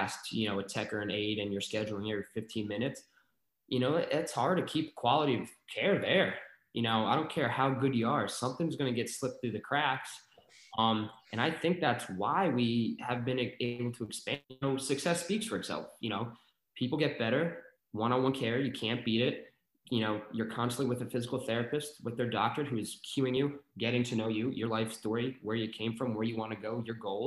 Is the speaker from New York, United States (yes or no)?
yes; New York, United States; moved away as an adult; also born or lived in Arizona; now in Maryland, United States; I'm from New York